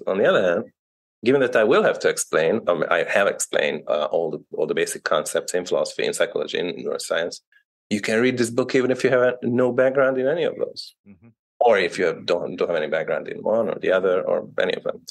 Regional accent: Hungary; moved away as an adult; also born or lived in England / United States / Canada / United Kingdom; now in Belgium; I was born in Hungary. I studied in England and the US, where I did my PhD

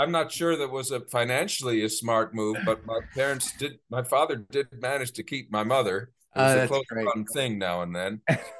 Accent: Bethesda, Maryland, United States; born there; So I was born in Bethesda, as I said.

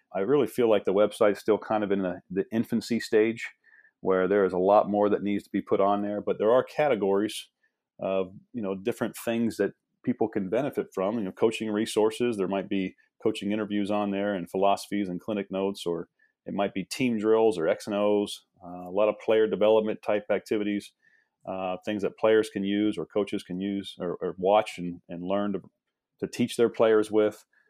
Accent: Midwest, United States; moved away; also born or lived in East Coast; I'm from the Midwest

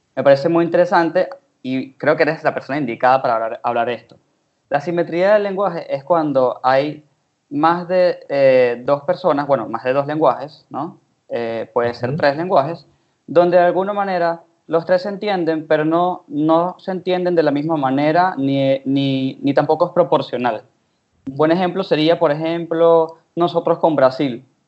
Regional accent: Venezuela; yo soy venezolano

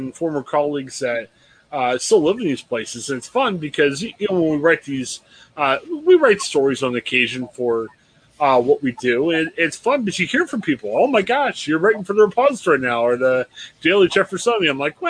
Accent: Louisville, Ohio, United States; also born or lived in Cambridge, Ohio; I grew up in Louisville, kind of in the Alliance area.

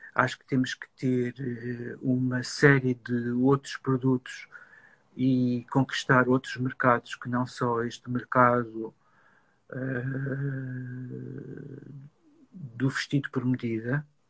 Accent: Lisbon, Portugal; ser um designer de Lisboa

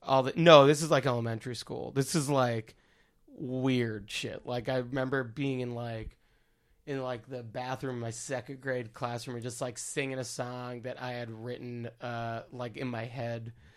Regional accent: Baldwin, New York, United States; born or raised there; now in Brooklyn, United States

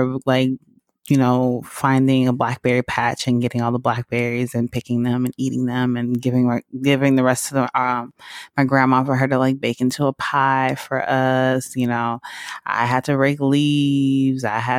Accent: the South, United States; that are just so unique to growing up in the country, growing up in the South.

